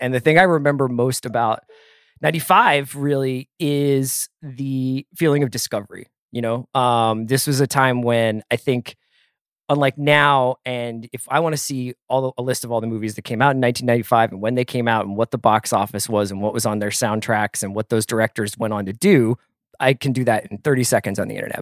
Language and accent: English; Philadelphia, Pennsylvania, United States; a local school, uh, by where I grew up in Philly